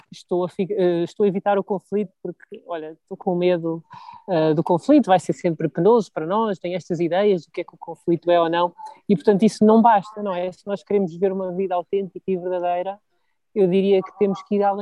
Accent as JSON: {"language": "Portuguese", "country": "Portugal", "said": "eu como português, nós como portugueses, somos um bocado malinhos, somos muito mansinhos"}